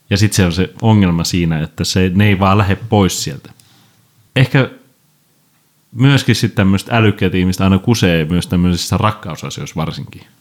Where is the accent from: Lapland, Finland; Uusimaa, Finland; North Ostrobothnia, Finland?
Uusimaa, Finland; Tuusula; ehkä ei Tuusulassa, mistä olen kotoisin, niin on semmoista ongelmaa